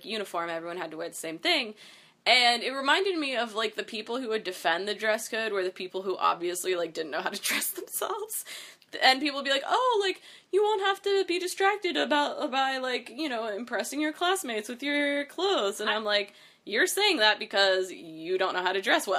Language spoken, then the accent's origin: English; Virginia, United States; accent: Virginia; weird Virginia accent